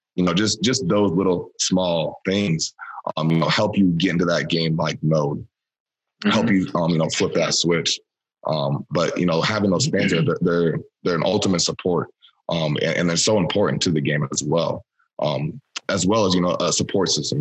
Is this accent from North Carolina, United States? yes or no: no; Iowa, United States; moved away as an adult; now in Green Bay, United States; I'm from Iowa, so I kind of uh, have peeped Wisconsin growing up